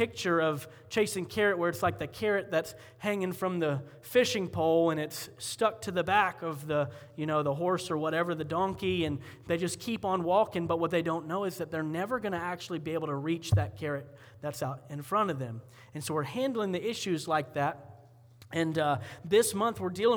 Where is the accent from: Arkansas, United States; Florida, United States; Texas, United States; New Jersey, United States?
Florida, United States; Columbia County; moved away; I grew up in Florida, and in Columbia County, when you're cool, you go to the fair